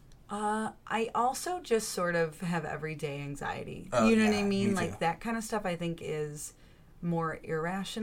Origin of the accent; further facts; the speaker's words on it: Chicago, Illinois, United States; as a Chicagoan